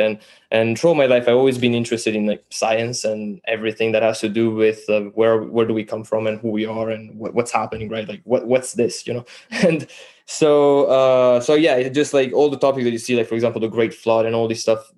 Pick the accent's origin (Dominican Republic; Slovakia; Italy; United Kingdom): Italy; English is a second language; moved away; also born or lived in Canada; I'm from Italy, actually. I'm Italian. Um, learned to speak English in Canada.